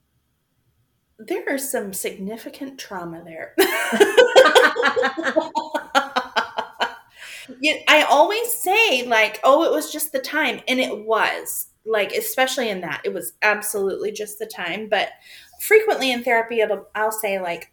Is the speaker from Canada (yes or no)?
no; Arizona, United States; moved away; also born or lived in Spokane; I'm from Arizona